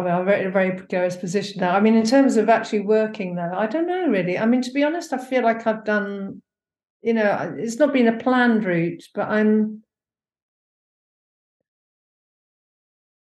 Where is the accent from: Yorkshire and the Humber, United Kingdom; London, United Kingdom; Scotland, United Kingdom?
London, United Kingdom; now in Hebden Bridge, United Kingdom; I'm a Londoner